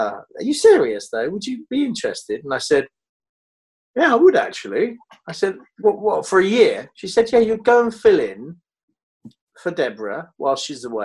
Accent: United Kingdom; moved away as an adult; also born or lived in London; now in Los Angeles, United States; I'm fiercely British

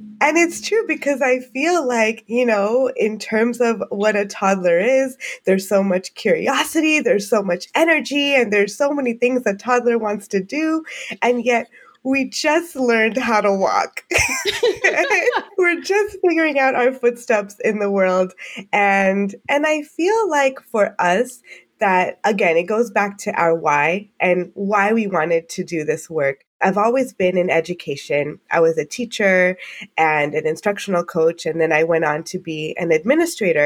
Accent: United States; I am Asian Indian American

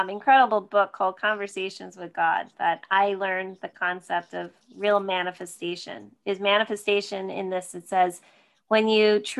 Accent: Sparta, New Jersey, United States; I grew up in Sparta, New Jersey, about an hour outside of the city

